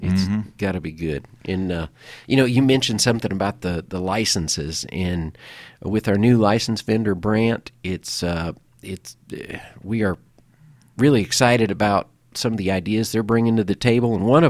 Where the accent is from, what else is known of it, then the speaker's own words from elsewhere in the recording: Omaha, Nebraska, United States; Yeah, you know, when I was growing up in Nebraska, I lived in the Omaha area over in the eastern part of the state.